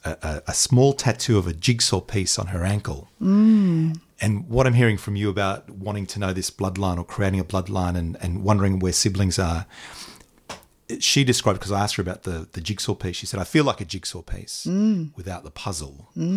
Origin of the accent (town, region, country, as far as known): Sicily, Italy